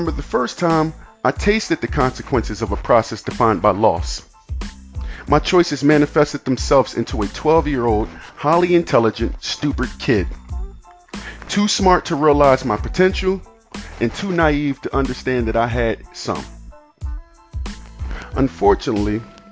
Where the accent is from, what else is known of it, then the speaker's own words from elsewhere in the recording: United States; I'm an American kid whose life was influenced by mind-altering circumstances like murder, abuse, addiction, and homelessness